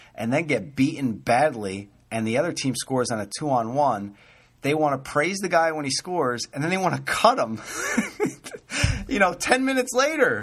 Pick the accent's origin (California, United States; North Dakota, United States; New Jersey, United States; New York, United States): New Jersey, United States; I grew up in New Jersey